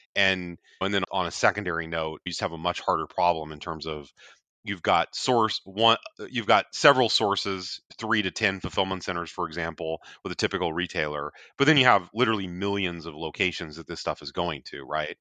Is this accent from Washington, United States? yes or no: yes; north of Seattle, Washington, United States; I'm actually a Washington native